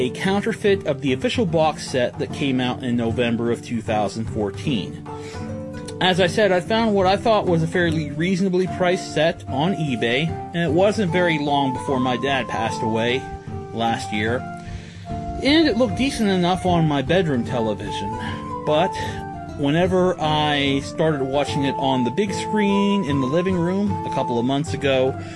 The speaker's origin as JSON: {"language": "English", "town": "Connellsville", "region": "Pennsylvania", "country": "United States", "said": "I'm from Connellsville, Pennsylvania"}